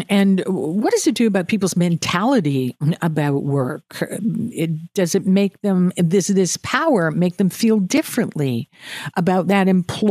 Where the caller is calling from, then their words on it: Atlantic Canada, Canada; I'm talking here from Atlantic Canada, some of the places I want to go to, they say, we can't open at night.